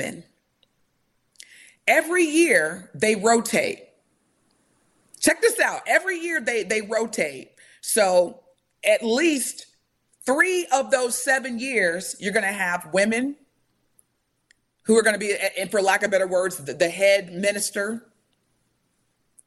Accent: United States; I'm Black in America, I'm still American

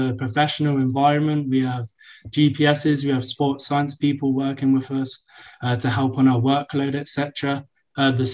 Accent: Rugby, West Midlands, United Kingdom; moved away as an adult; also born or lived in Indiana; now in Lubbock, United States; I'm from Rugby in the UK

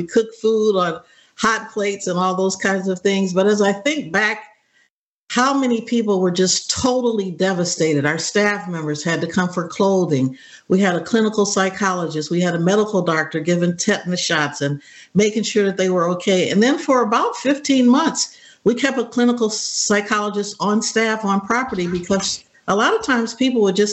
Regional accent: Cleveland, Ohio, United States; I grew up in Cleveland, Ohio

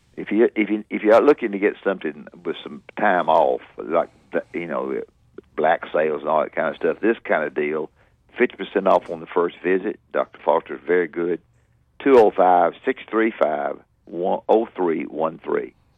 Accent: Florence, Alabama, United States; my hometown

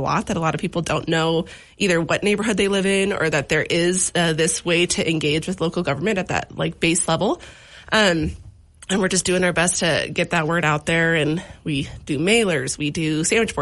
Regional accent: Washington, United States; now in Missoula, United States; I am originally from Washington, but my whole family's from Montana, so it feels like home here.

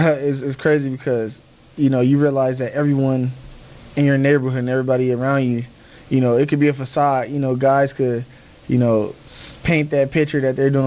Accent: Compton, California, United States; moved away; also born or lived in Los Angeles, California; I grew up in Compton, California

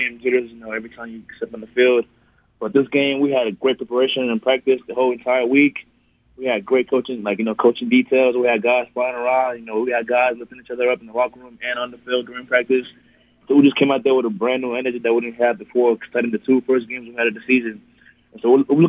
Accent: Nigeria; now in El Paso, United States; growing up in Nigeria. It was definitely even better coming to America

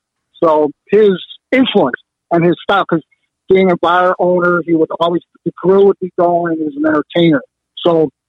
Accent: Chicago, Illinois, United States; Well, I grew up in the Bridgeport community, which is 4 or 5 miles from Soldier's Field. My father owned a tavern on the south side

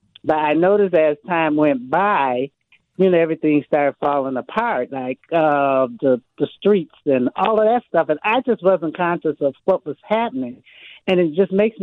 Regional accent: Milwaukee, Wisconsin, United States; I grew up in Milwaukee, Wisconsin, went to school here, elementary and everything.

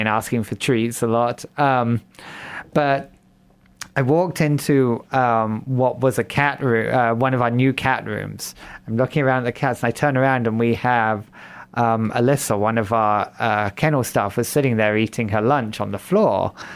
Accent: England, United Kingdom; moved away as an adult; also born or lived in Fargo, North Dakota / Moorhead, Minnesota; now in Sioux Falls, United States; I'm from England originally. That's where the funny accent

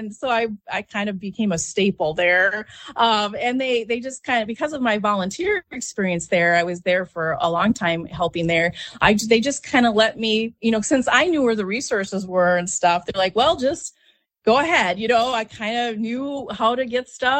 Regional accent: Harmony, Minnesota, United States; now in Rochester, United States; I have deep roots in the area. I'm from Harmony originally.

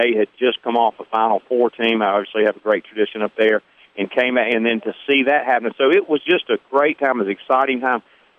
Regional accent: Hattiesburg, Mississippi, United States; also born or lived in Picayune, Mississippi; growing up in Hattiesburg I think I grew up, and I mean this in all sincerity, it really one of the greatest times.

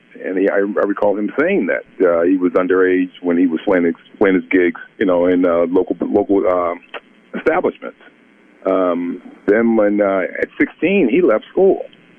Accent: Newark, New Jersey, United States; We grew up in Newark, New Jersey. We both grew up in Newark, New Jersey.

